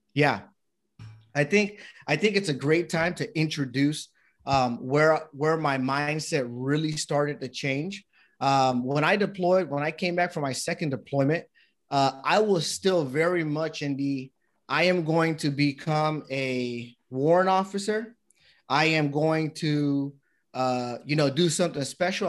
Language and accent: English; United States; my dad and my mom came from Panama, and, um, I was born here in the States with my brothers